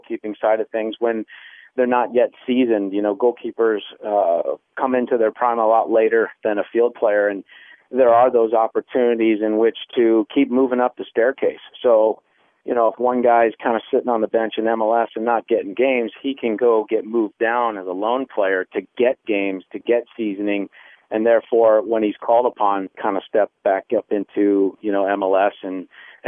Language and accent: English; Chicago, Illinois, United States; growing up in Chicago with the Chicago Sting